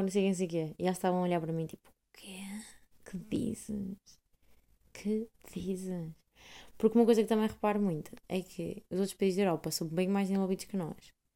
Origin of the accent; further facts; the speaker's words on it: Portugal; now in Netherlands; sou portuguesa